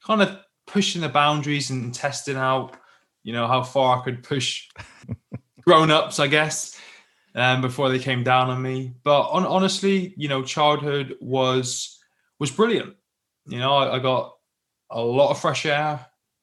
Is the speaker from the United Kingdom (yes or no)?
yes; Plymouth, South West England, United Kingdom; I grew up in the UK, as you can probably tell by my accent, down in the Southwest in a little city called Plymouth, just down on the coast.